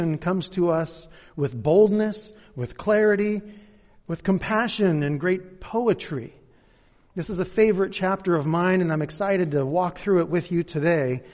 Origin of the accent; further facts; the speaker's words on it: Kent, Washington, United States; moved away; also born or lived in Covington / Black Diamond; I'm actually from Kent. This is hometown for me.